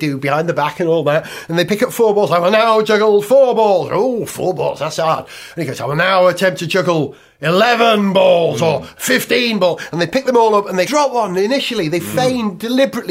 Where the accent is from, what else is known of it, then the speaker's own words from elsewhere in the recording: Holywell, Wales, United Kingdom; my hometown, Holywell, in North Wales